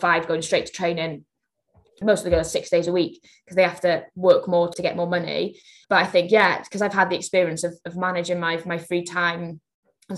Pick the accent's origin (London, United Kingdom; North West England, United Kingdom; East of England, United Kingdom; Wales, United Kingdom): Wales, United Kingdom; as a Welsh nation